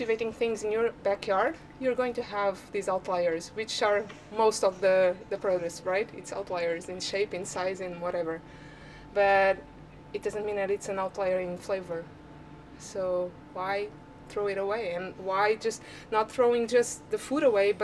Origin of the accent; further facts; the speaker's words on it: Cascais, Lisbon, Portugal; since I'm from around here, I'm from Cascais